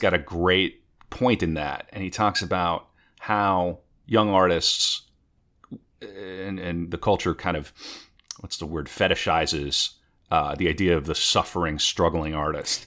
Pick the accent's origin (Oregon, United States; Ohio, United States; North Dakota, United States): North Dakota, United States; moved away; I'm originally from North Dakota